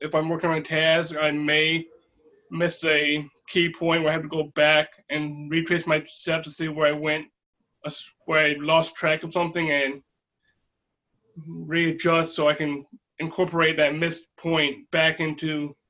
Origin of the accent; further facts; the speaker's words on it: Lynchburg, Virginia, United States; I grew up in Lynchburg. I was raised in Lynchburg, but I did grow up. I spent 2 years in Northern Virginia while my parents were still transitioning out of the military.